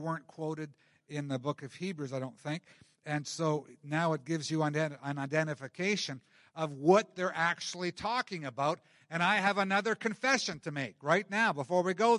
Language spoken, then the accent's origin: English; Canada; We like being comfortable as Canadian Christians